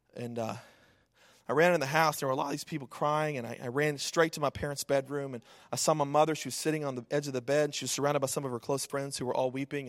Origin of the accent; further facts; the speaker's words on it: Snyder, Texas, United States; I grew up in Snyder, Texas, a small town in West Texas of about 10,000 people